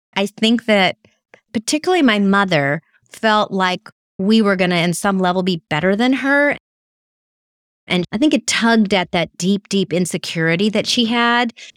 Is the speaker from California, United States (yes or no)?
yes; California, United States; sometimes people think I'm from New York, not California